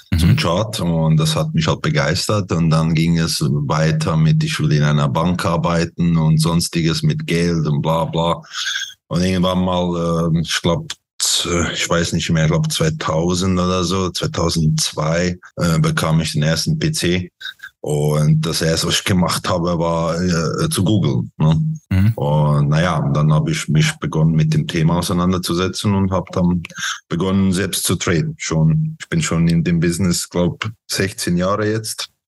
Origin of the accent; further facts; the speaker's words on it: Croatia; born there; also born or lived in Switzerland; bin geboren in Kroatien, habe äh, in der Schweiz gelebt, habe da meine Informatiklehre abgeschlossen als Webentwickler